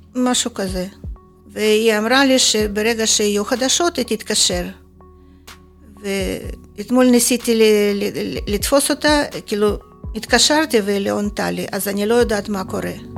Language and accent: Hebrew; Kharkiv, Kharkiv Oblast, Ukraine; Hebrew is a second language; moved away as an adult; now in Israel; נולדתי בחרקוב. עד גיל 39 וחצי הייתי גרה בחרקוב